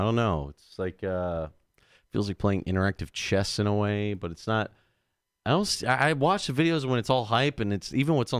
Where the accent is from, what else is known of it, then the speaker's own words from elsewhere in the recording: California, United States; I'm from California.